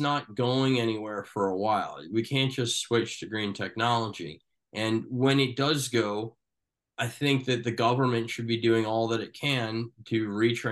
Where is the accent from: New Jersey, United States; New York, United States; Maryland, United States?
New Jersey, United States; I'm from New Jersey